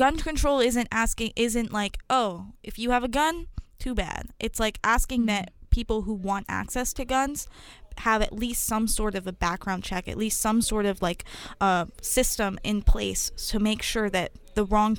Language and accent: English; United States; the identity that we have as the American people